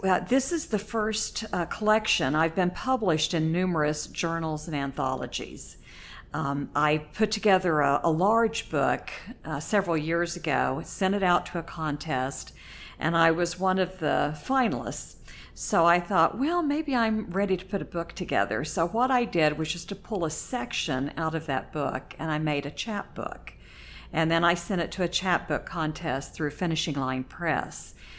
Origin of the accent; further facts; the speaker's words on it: Oklahoma, United States; moved away as an adult; now in Indiana, United States; I grew up in Oklahoma, lived there until I married my husband